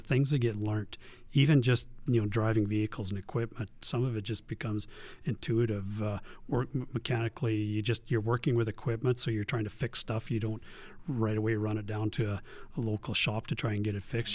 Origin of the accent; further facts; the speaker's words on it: Strome, Alberta, Canada; now in Camrose, Canada; I was raised in Strome, Alberta, small town, small town Strome.